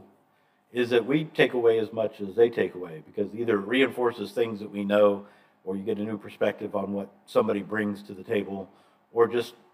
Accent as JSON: {"language": "English", "town": "Atlanta", "region": "Georgia", "country": "United States", "said": "I'm from Atlanta"}